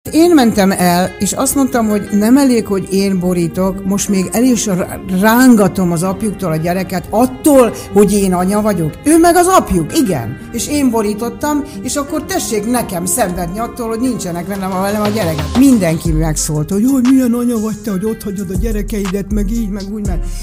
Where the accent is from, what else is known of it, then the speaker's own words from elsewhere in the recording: Budapest, Hungary; én igazából Magyarországon születtem, a szüleim érkeztek ide, a születésünk előtt